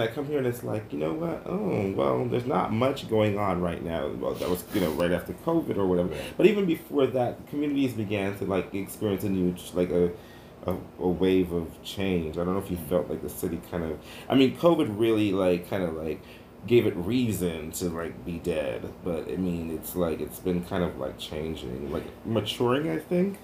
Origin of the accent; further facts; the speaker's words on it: New York City, New York, United States; Growing up in New York City and being here right now